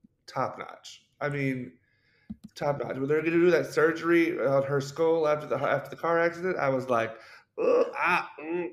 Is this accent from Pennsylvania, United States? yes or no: no; Arkansas, United States; I'm from Arkansas.